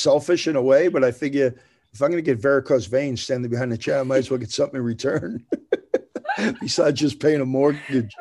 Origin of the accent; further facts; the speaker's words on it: New Jersey, United States; moved away as an adult; now in Tennessee, United States; I'm from New Jersey, so, right on the New York borderline